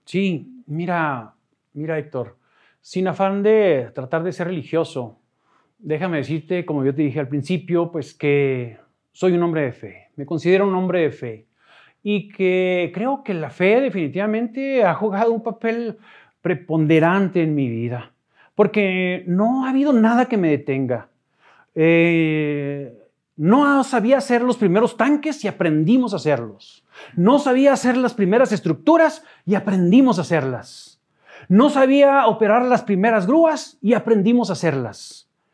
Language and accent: Spanish; Ojinaga, Chihuahua, Mexico; moved away as an adult; also born or lived in Odessa, Texas; now in Chihuahua, Mexico; soy de Ojinaga